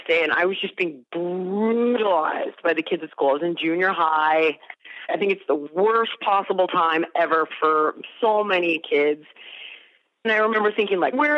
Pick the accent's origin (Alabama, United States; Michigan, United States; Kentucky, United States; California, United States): California, United States; the Valley of Southern; I was actually born in the Valley of Southern California, and I grew up there as well